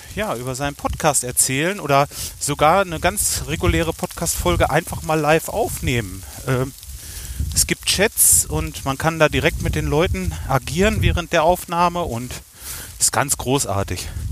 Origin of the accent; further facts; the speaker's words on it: Kalletal, North Rhine-Westphalia, Germany; ich komme aus dem Kalletal